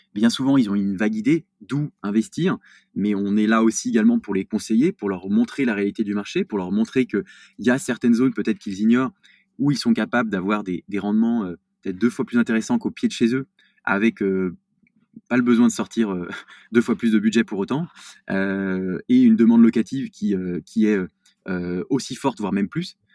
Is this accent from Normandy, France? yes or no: no; Lyon, Auvergne-Rhône-Alpes, France; je suis, lyonnais